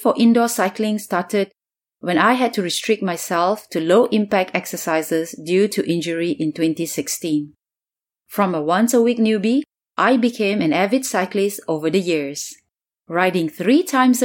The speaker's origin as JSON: {"language": "English", "country": "Singapore", "moved": "as an adult", "lives_now": "New York City, United States", "said": "I'm from Singapore and have been living in New York City for 20 years"}